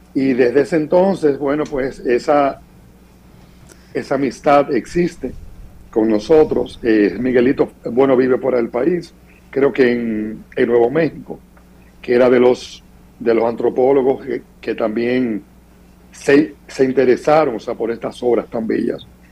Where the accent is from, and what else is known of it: Dominican Republic